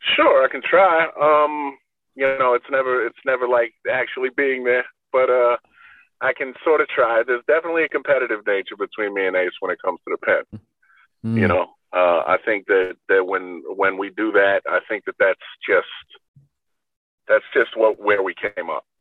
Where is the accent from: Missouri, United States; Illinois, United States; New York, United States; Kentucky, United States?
New York, United States; we're from New York in the, you know, late 80s, early 90s